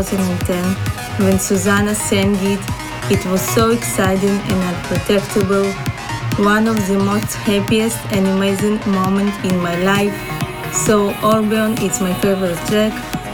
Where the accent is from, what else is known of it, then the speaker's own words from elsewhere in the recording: Israel; from Israel